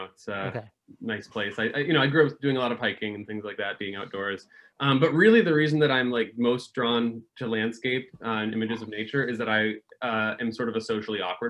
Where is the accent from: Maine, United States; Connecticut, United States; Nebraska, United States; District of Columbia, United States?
Connecticut, United States; Farmington; I grew up in Connecticut, so I went to a public school in Connecticut. Farmington High School